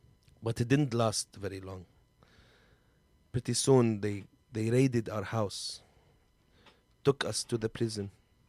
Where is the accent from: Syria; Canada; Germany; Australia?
Syria; Aleppo, Aleppo Governorate; English is a second language; I am from Halab. Aleppo. You call it Aleppo here? {S5} Aleppo? {S3} Aleppo. We have problem with the B and P. Aleppo. I'm from Aleppo. And I'm from the first group of protesters in Syria.